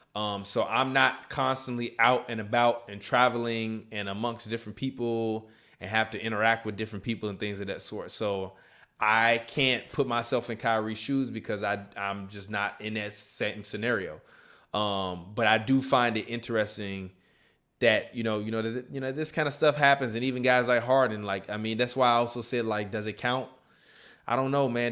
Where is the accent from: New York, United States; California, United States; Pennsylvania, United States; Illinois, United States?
Illinois, United States; Chicago; my hometown team, the Chicago Bucks